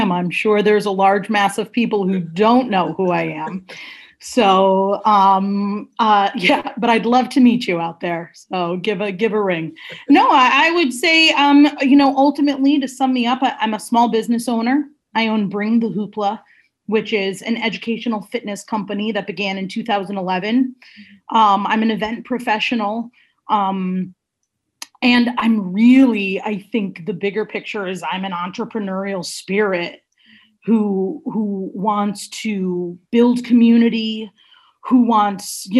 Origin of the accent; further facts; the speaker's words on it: Shelton, Connecticut, United States; also born or lived in Stratford; we grew up in Shelton